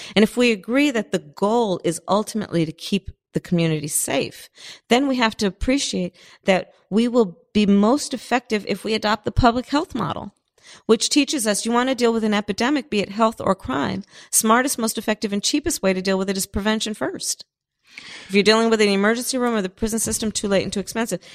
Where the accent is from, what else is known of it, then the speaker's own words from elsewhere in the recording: Berkeley, California, United States; also born or lived in Oakland; I was born in Oakland and I grew up in Berkeley in the flatlands on the other side of the tracks